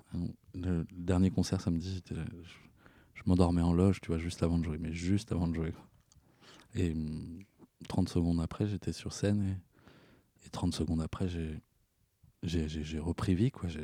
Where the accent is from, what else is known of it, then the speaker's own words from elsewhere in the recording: Poitiers, Nouvelle-Aquitaine, France; Poitiers, qui est ma ville natale